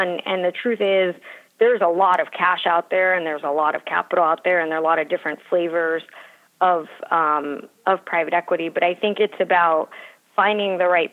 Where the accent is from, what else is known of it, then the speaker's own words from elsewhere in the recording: Miami, Florida, United States; moved away as an adult; also born or lived in Philadelphia; I grew up in Miami and went to University of Pennsylvania for undergrad